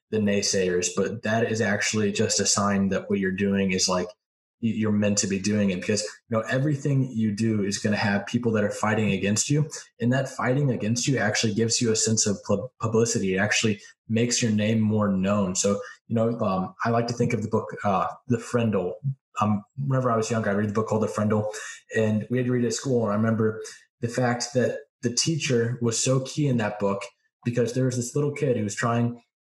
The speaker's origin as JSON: {"language": "English", "town": "St. Louis", "region": "Missouri", "country": "United States", "said": "I'm from St. Louis."}